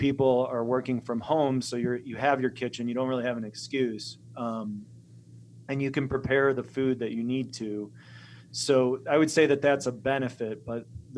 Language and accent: English; Chicago, Illinois, United States; also born or lived in Poland; now in Montana, United States; Growing up in Chicago